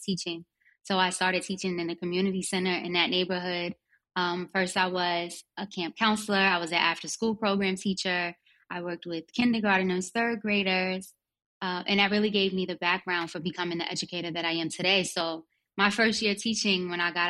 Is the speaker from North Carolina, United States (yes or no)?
no; Greenburgh, New York, United States; also born or lived in Harlem, New York City; I ended up going to school and being raised in Westchester in this little town called Greenberg